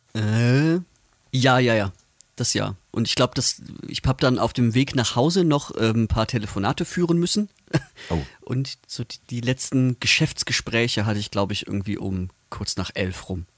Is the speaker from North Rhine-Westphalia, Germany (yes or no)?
yes; Wuppertal, North Rhine-Westphalia, Germany; also Wuppertal, ich komme ja aus der Ecke